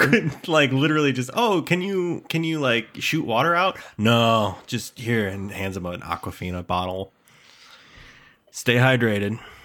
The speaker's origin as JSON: {"language": "English", "region": "Midwest", "country": "United States", "tie": "born or raised there"}